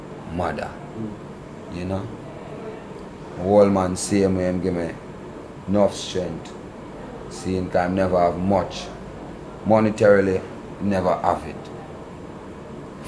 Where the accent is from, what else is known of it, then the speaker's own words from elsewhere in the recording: Saint Mary, Jamaica; accent: patois; now in Kingston, Jamaica; I was born in St. Mary